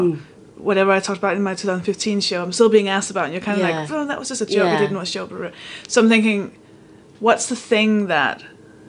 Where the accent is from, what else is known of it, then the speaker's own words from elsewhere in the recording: Denmark; now in United Kingdom; I'm from Denmark